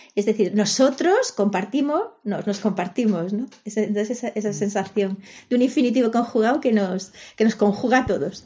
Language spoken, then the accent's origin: Spanish; Galicia, Spain; first language Spanish; la lengua que, eh, que, he hablado desde pequeña es el castellano. El gallego la, he mamado, pero mi familia no era gallego hablante